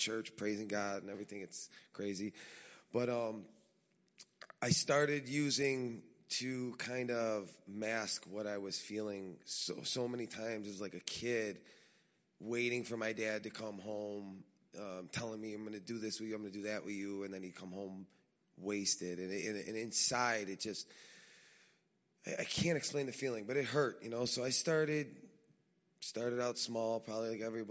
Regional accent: Chicago, Illinois, United States; born and raised in Chicago to a big Italian family

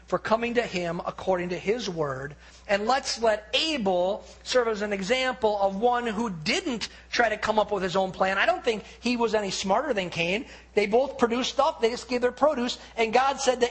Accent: United States; as an American

